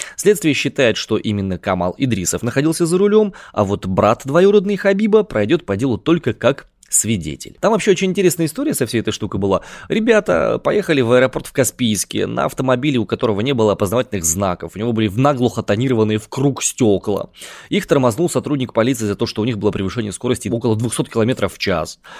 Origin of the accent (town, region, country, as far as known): Siberia, Russia; accent: Siberian